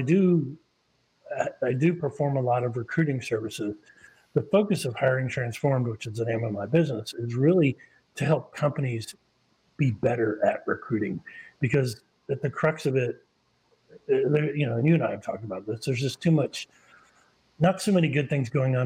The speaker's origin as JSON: {"language": "English", "town": "Charleston", "region": "South Carolina", "country": "United States", "tie": "born or raised there", "moved": "yes", "said": "I grew up in Charleston, South Carolina."}